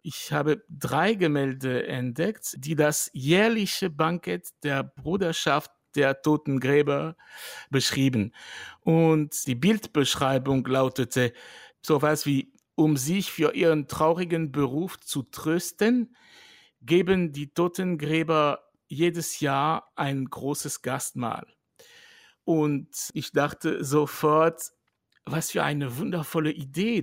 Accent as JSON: {"language": "German", "region": "western France", "country": "France", "tie": "born or raised there", "second_language": "German", "moved": "yes", "said": "in Westfrankreich, wo ich groß geworden bin."}